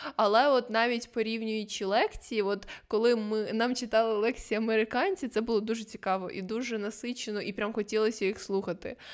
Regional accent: Ukraine; ми з України

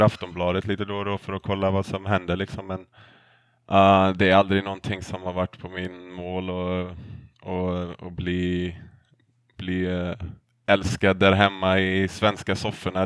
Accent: Sweden; moved away as an adult; now in United States; hemma i Sverige

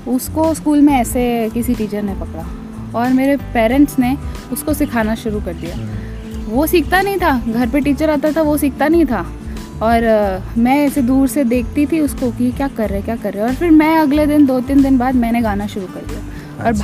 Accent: Faridabad, Haryana, India; हम फरीदाबाद में पैदा हुए वहीं बड़े हुए

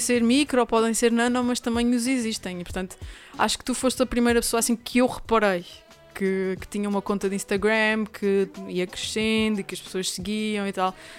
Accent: Angra do Heroísmo, Azores, Portugal; na linda e histórica cidade de Angra do Heroísmo, que é também a minha terra natal

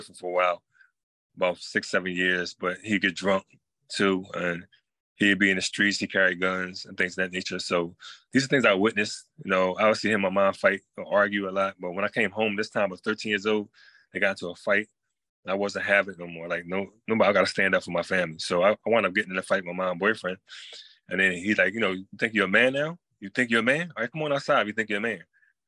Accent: North Carolina, United States; So basically, I moved in from North Carolina.

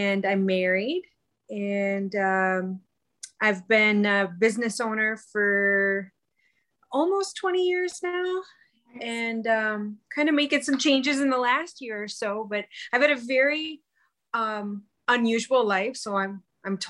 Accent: South Dakota, United States; also born or lived in Minneapolis; We're both from South Dakota, but kind of originally East River kids

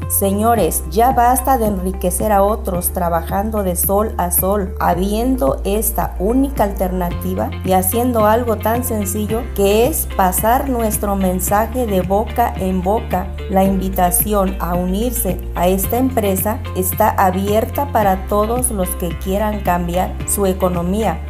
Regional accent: Hidalgo, Mexico; soy del estado de Hidalgo de Coctepec, Hinojosa

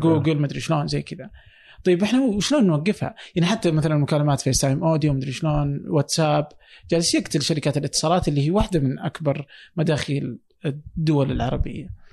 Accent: Saudi Arabia; عندنا في السعوديه

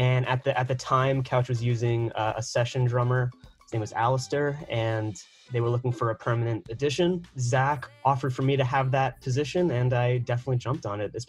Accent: New York, United States; also born or lived in Washington, D.C.; Even though I'm from New York

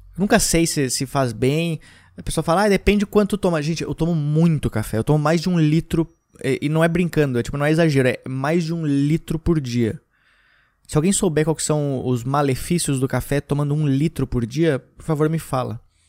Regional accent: Gramado, Rio Grande do Sul, Brazil; now in São Paulo, Brazil; voltei para Gramado para ficar um tempo lá, uns dias. Foi bom porque fazia muito tempo que eu não ia para Gramado. Então, eu visitei a minha cidade natal novamente

